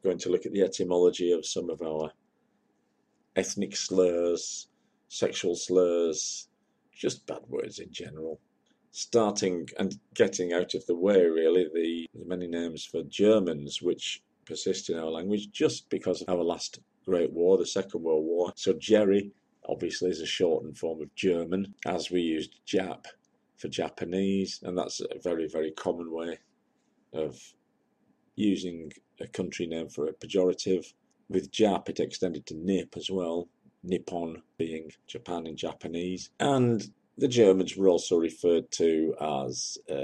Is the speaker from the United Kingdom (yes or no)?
yes; United Kingdom; I am a Briton, whether I like it or not. I'm a Brit, not a Yankee.